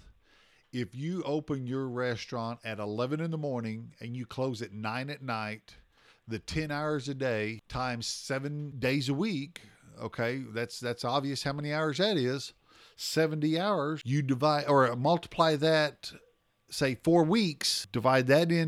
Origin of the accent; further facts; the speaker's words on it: Oklahoma, United States; accent: Southern; you can tell I'm from the South. I'm from Oklahoma